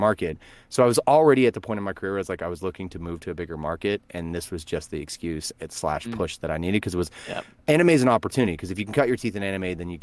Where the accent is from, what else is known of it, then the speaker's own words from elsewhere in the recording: Verdigris, Oklahoma, United States; I'm originally from Vertigris, Oklahoma